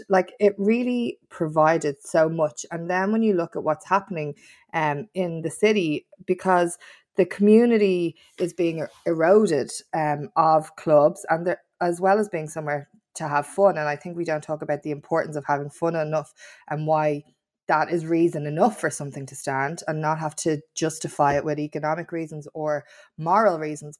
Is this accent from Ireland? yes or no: yes; Dublin, Leinster, Ireland; I was from Kings Wood in Tala, and I yearned for a city centre life